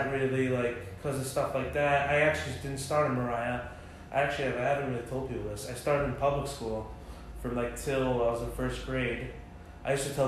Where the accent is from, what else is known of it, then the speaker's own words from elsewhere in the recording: Englewood, New Jersey, United States; I grew up with David in Englewood, New Jersey